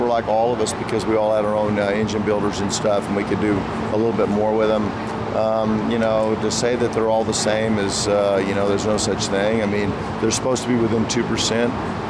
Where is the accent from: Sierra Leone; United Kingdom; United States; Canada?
United States; Texas; born there; I mean, I was born in Texas